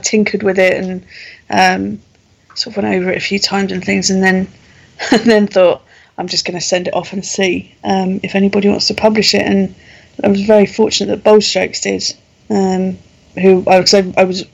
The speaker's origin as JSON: {"language": "English", "region": "London", "country": "United Kingdom", "moved": "as an adult", "lives_now": "Kent, United Kingdom", "said": "I am originally from London"}